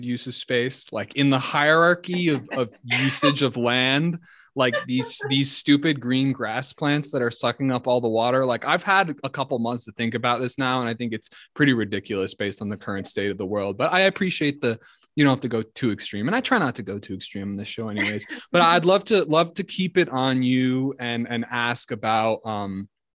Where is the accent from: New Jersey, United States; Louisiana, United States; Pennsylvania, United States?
New Jersey, United States; now in Colorado, United States; I grew up in New Jersey